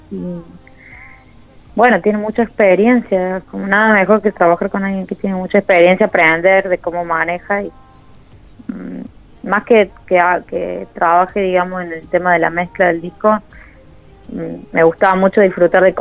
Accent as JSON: {"language": "Spanish", "region": "Córdoba", "country": "Argentina", "said": "Soy de Córdoba Capital y a veces voy un piso porque, bueno, vive rally ahí"}